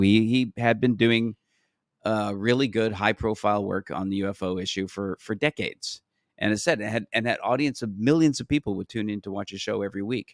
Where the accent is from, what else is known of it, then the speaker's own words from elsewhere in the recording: Canada; I'm from Canada